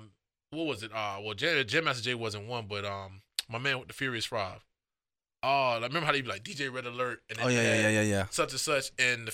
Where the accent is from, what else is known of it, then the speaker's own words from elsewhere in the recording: North Miami, Florida, United States; I'm from North Miami.